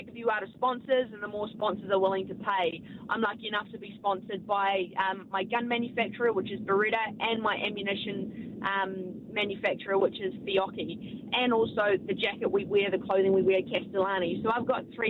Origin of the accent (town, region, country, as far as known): New Zealand